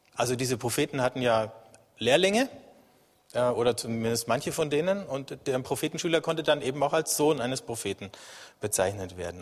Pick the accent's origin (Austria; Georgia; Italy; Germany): Germany; als Deutsche und als Europäer.